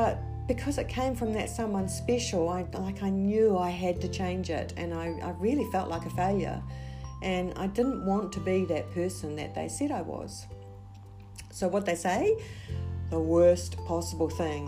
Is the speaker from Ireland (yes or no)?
no; New Zealand; So I am originally from New Zealand